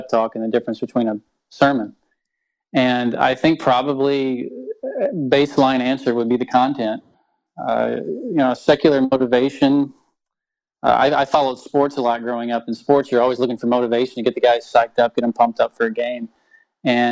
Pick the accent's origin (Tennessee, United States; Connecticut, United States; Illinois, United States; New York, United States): Tennessee, United States; now in Chilliwack, Canada; I'm from Tennessee, which is a long way away from here.